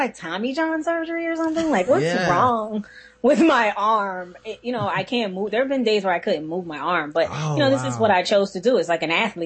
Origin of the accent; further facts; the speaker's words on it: Philadelphia, Pennsylvania, United States; I'm from Philly